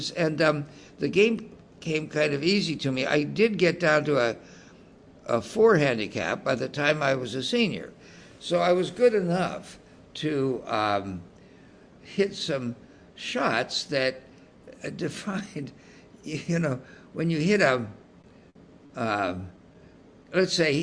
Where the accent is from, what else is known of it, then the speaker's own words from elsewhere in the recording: Salinas, California, United States; growing up in Salinas, California